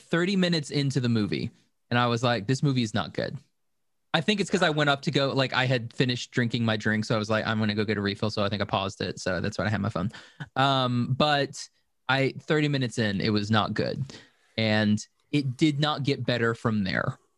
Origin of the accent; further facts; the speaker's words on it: United States; I'm American